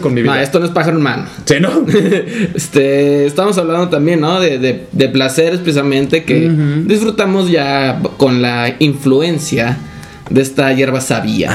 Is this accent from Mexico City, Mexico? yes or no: no; Ciudad Victoria, Tamaulipas, Mexico; moved away; de donde yo soy, de la capital, hay uno como a 10 minutos